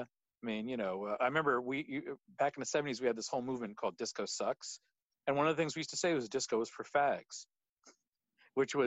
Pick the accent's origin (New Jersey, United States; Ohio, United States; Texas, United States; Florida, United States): New Jersey, United States; Monmouth County; moved away; I grew up in New Jersey, about an hour southwest of New York City in Monmouth County.